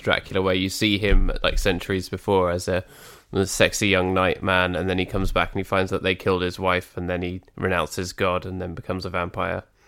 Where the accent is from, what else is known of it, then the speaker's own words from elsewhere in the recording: United Kingdom; proud to be British.